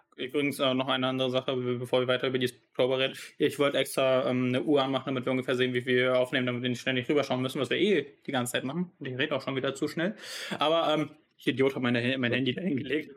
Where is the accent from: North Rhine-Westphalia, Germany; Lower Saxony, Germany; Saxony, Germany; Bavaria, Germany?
North Rhine-Westphalia, Germany; da wo ich herkomme aus ähm, Deutschland, NRW